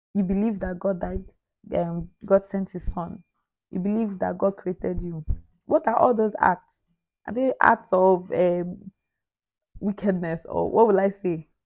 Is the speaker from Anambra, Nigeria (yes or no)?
yes; Anambra, Nigeria; I am from Nigeria. My state of origin is Anambra. I am an Igbo girl